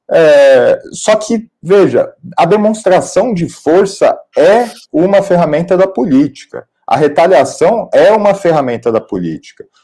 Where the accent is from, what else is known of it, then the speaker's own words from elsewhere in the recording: São Paulo, Brazil; Bom, como, como paulista e como paulistano, eu quero dizer que a minha opinião é que sim.